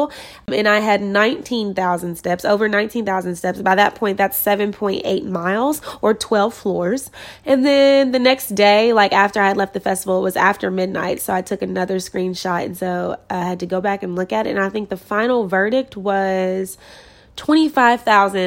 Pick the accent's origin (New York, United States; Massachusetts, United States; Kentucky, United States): Kentucky, United States; now in California, United States; I'm from Kentucky